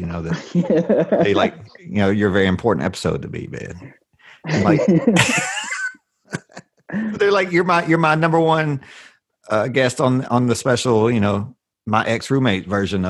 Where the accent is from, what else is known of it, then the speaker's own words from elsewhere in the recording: Arkansas, United States; I grew up in Arkansas, right? Small town.